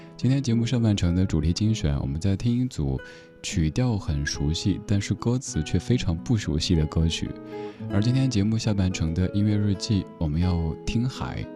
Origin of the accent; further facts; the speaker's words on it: Sichuan, China; accent: Sichuanese; 我家乡话，四川话